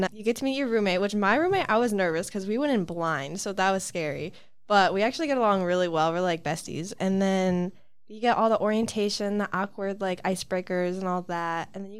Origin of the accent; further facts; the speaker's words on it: Adrian, Michigan, United States; I'm a marketing major. It's my first year at SVSU, and I'm from Adrian, Michigan.